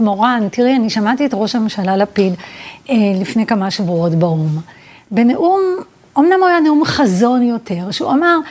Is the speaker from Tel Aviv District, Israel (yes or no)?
no; Petah Tikva, Central District, Israel; also born or lived in Vilnius / Pardes Rubin (Givat Shmuel); ואז עברנו לפתח תקווה, אה, לשכונת ילדותי